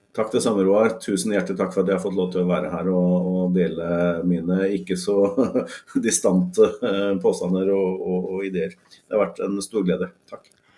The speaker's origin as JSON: {"language": "Norwegian", "country": "Norway", "said": "vi som nordmenn"}